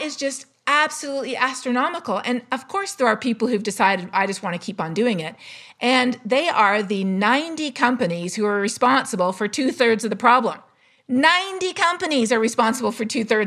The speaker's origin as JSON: {"language": "English", "country": "Canada", "said": "I'm Canadian"}